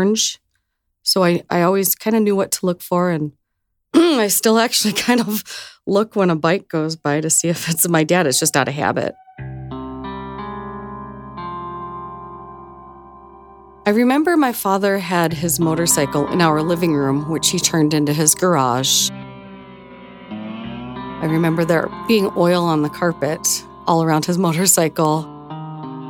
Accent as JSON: {"language": "English", "town": "Cleveland", "region": "Ohio", "country": "United States", "tie": "born or raised there", "moved": "yes", "said": "growing up in Cleveland back in the 70s"}